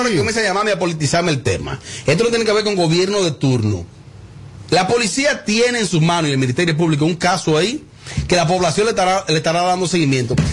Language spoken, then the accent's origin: Spanish; Bonao, Monseñor Nouel, Dominican Republic; mi pueblo Bonao